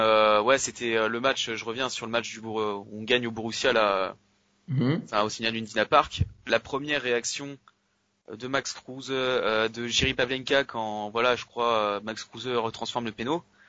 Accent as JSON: {"language": "French", "town": "Nantes", "region": "Pays de la Loire", "country": "France", "said": "je suis de Nantes"}